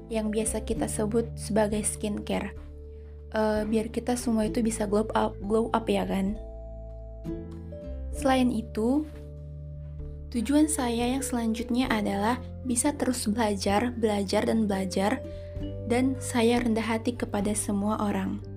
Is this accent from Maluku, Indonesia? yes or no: no; North Sumatra, Indonesia; Saya berasal dari Sumatera Utara.